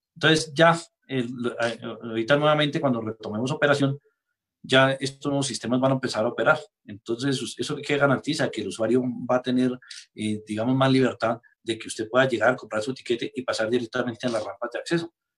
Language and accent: Spanish; Boyacá, Colombia; nosotros, digamos, los boyacenses